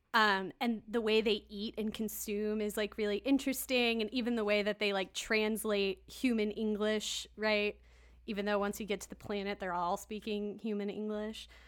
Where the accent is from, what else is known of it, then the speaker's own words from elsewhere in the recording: Kansas, United States; I grew up in Kansas.